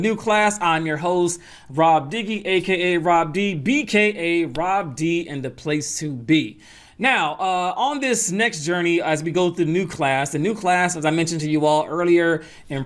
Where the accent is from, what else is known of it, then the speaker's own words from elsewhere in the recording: Atlanta, Georgia, United States; also born or lived in New York; we moved to Atlanta when I was young, and that's where I get that mix of the Southern style but the East Coast ear